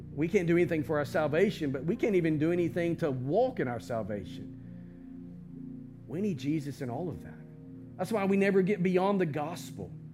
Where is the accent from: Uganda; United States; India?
United States; as American Christians